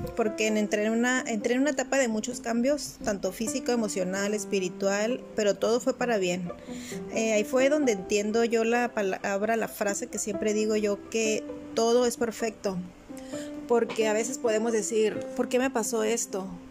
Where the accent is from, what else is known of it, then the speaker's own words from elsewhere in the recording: La Paz, Baja California Sur, Mexico; also born or lived in Tijuana; now in Cabo San Lucas, Mexico; yo soy de La Paz